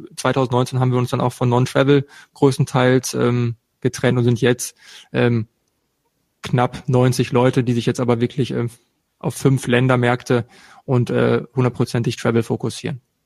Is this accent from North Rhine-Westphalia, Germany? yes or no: yes; eastern Ruhr area, North Rhine-Westphalia, Germany; östliches Ruhrgebiet mit Charme und Benehmen, wenn man es braucht